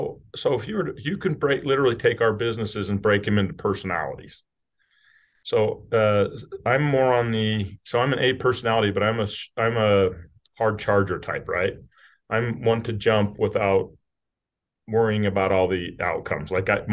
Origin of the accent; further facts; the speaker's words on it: Utah, United States; So I am from Southern Utah, rural Utah.